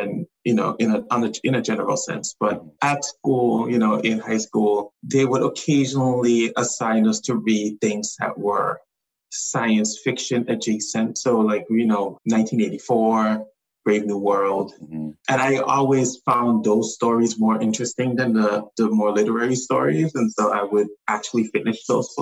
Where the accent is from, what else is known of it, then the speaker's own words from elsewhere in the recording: U.S. Virgin Islands; So I grew up in the Virgin Islands. I grew up on St. Thomas.